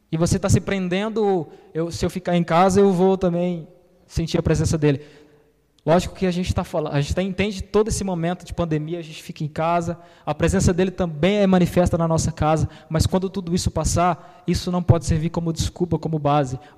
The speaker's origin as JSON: {"language": "Portuguese", "region": "São Paulo", "country": "Brazil", "said": "Minha família é baiana. Eu sou paulista."}